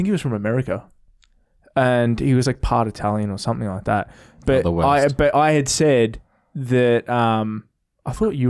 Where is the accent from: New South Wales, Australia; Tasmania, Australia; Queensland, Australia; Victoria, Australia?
Victoria, Australia; Melbourne; I've grown up in I've grown up in Melbourne